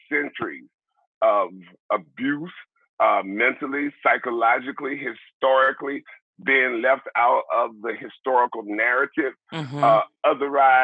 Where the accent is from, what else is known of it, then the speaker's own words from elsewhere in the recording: Mobile, Alabama, United States; now in Nebraska, United States; I was born and raised in Mobile, Alabama